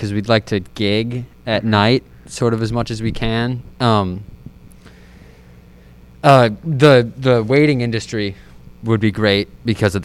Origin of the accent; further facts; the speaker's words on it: Park Ridge, Illinois, United States; lived in Park Ridge my whole life, went to Field, then Emerson